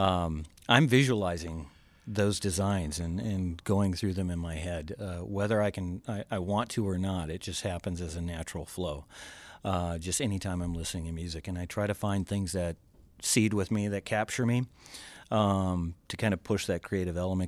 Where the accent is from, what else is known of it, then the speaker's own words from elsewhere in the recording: Georgia, United States; now in Green Bay, United States; I'm from originally from Georgia, and my dad was a police officer, and so uh, fireworks at the time were illegal ah. in Georgia